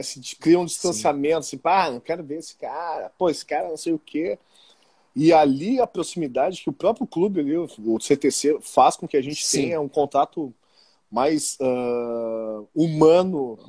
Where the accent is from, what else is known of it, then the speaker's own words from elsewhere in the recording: Porto Alegre, Rio Grande do Sul, Brazil; eu sou nascido e criado em Porto Alegre